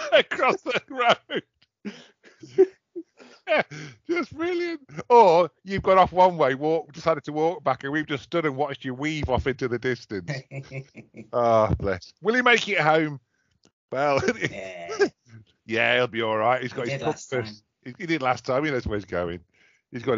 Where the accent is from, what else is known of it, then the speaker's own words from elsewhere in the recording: Derby, East Midlands, United Kingdom; Derby, I do like, because that's my hometown, home city